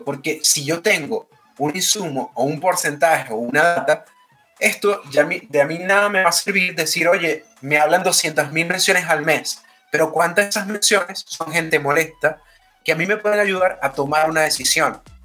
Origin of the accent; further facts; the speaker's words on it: Venezuela; now in Chile; soy venezolano, estoy radicado en Chile